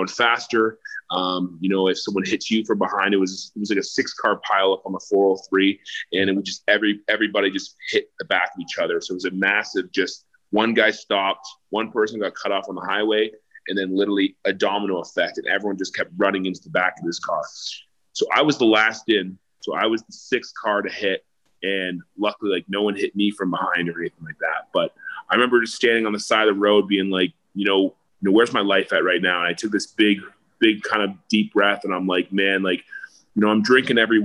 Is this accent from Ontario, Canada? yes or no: yes; Toronto, Ontario, Canada; moved away as an adult; also born or lived in Montreal / Cayman Islands; now in Nashville, United States; I came back to my hometown, started playing some shows around Toronto.